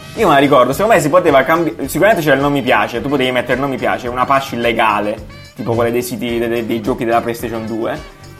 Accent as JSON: {"language": "Italian", "region": "Apulia", "country": "Italy", "moved": "yes", "said": "io organizzo un festival giù da me eh, in Puglia, nel mio paesino"}